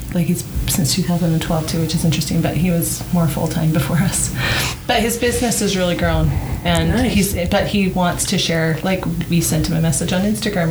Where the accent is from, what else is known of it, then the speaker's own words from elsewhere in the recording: Canada; also born or lived in Colorado; now in Utah, United States; I'm from Canada